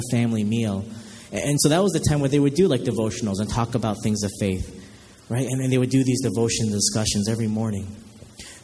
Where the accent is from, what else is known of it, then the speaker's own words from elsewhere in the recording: Chicago, Illinois, United States; I'm from Chicago